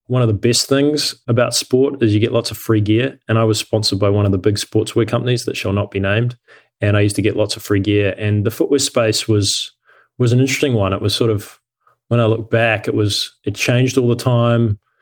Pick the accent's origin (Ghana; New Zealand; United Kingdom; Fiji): New Zealand; moved away as an adult; also born or lived in Cincinnati, United States / Australia; I grew up in New Zealand and I left New Zealand when I was, was eighteen